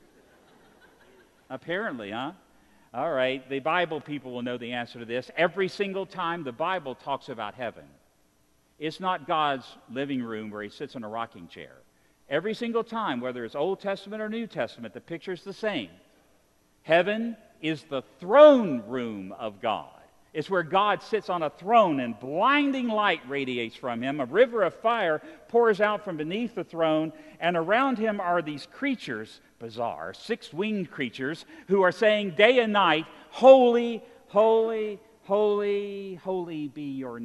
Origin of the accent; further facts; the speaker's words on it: Roanoke, Virginia, United States; I come from Virginia, just up the road in Roanoke, Virginia